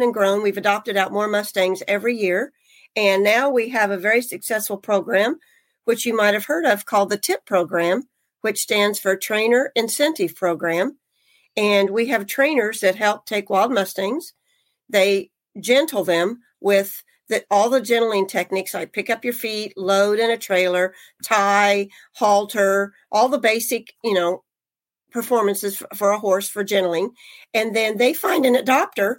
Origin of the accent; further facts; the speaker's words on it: Midwest, United States; moved away; I grew up in the Midwest